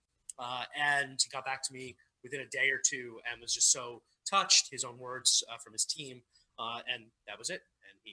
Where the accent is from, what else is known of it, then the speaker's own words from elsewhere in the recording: New York City, New York, United States; I came from Staten Island, New York